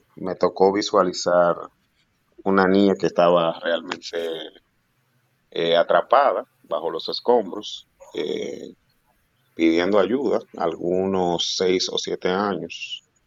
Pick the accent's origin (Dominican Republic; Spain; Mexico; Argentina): Dominican Republic; also born or lived in United States; yo quería ejercer la medicina para ayudar al, a mi pueblo, realmente, el dominicano